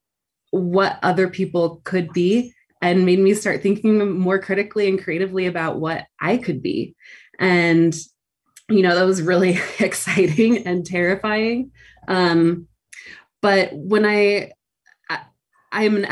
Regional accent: Provo, Utah, United States; I grew up Mormon in Provo, Utah

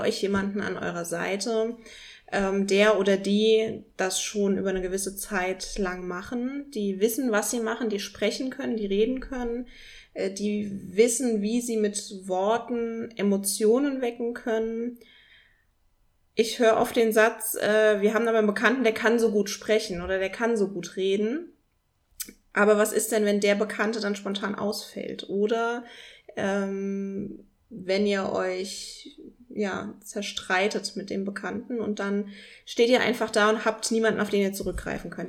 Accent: Dolgesheim, Rhineland-Palatinate, Germany; ich komme aus Dolgesheim, kennt kein Mensch, liegt zwischen Mainz und Worms, Rheinhessen

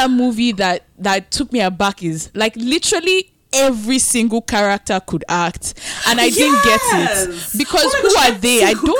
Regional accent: Nigeria; as a Nigerian

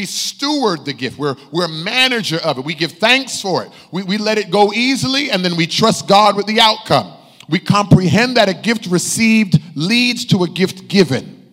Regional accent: United States; as American Christians

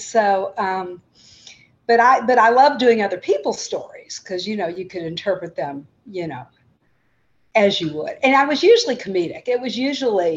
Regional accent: Louisville, Kentucky, United States; I grew up in Louisville, Kentucky, which is where my parents both grew up. So I am a longtime Louisvillian

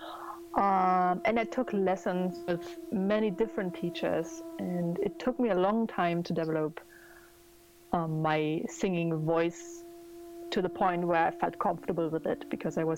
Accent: Germany; I'm from Germany

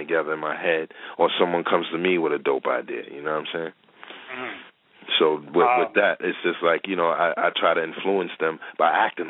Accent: New York City, New York, United States; I'm from the Bronx, man. I'm from Gun Hill Road, bro. I'm right off

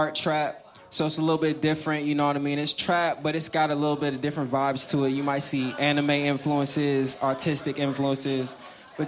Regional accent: Atlanta, Georgia, United States; I'm from Atlanta

